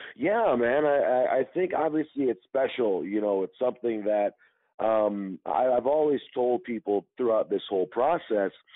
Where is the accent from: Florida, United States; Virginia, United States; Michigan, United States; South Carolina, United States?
Michigan, United States; Detroit; growing up in Detroit